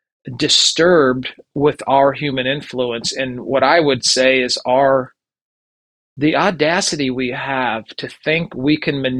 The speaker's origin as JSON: {"language": "English", "town": "Albany", "region": "Minnesota", "country": "United States", "tie": "born or raised there", "moved": "yes", "said": "I grew up in Minnesota and was the last generation of the 30 to 50 cow dairy farm"}